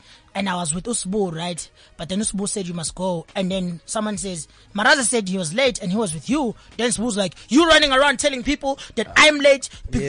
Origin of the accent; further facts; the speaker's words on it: KwaZulu-Natal, South Africa; That's where I rap. But everyone says I'm from Durban because it's an easy reference point.